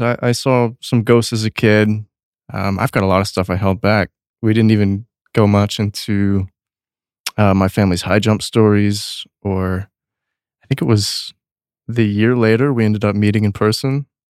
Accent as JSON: {"language": "English", "region": "Texas", "country": "United States", "tie": "born or raised there", "said": "I grew up in Texas"}